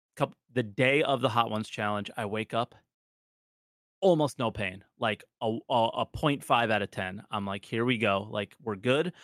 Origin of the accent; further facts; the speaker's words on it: United States; being an American